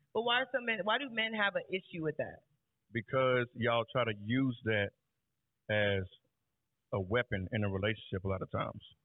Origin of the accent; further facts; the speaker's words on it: Raleigh, North Carolina, United States; I'm from Raleigh, North Carolina